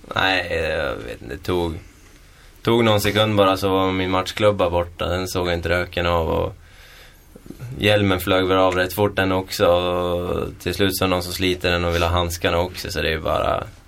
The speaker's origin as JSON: {"language": "Swedish", "town": "Köping", "region": "Västmanland", "country": "Sweden", "also_born_or_lived": "Edsbyn", "said": "jag kommer från Köping också"}